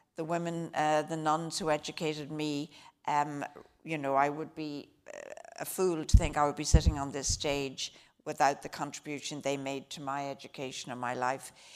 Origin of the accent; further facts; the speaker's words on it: Drogheda, Leinster, Ireland; moved away as an adult; now in United States; I grew up in Drogheda County, Louth